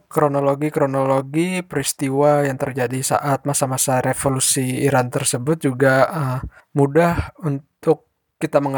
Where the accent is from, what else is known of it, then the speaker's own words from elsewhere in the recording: Tangerang, Banten, Indonesia; Halo Kepo Buku, eh … aku dari Tangerang.